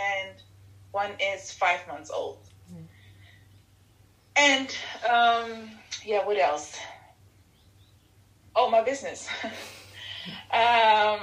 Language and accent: English; Netherlands; also born or lived in Ethiopia; I came to the Netherlands when I was 3 years old